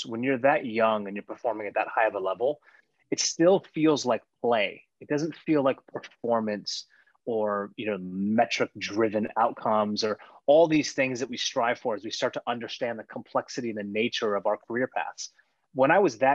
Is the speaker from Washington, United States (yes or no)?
yes; Seattle, Washington, United States; growing up in the Pacific Northwest, Vancouver, BC is only 2.5 hours away from my house by car